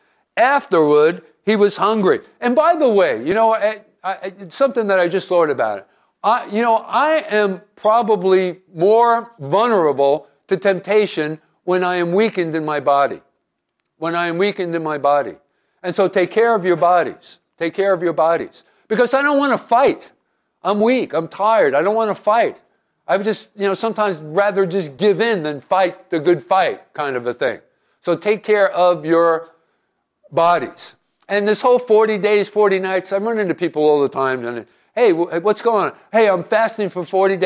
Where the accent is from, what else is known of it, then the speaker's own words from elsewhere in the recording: New Jersey, United States; I'm Italian and I'm from Jersey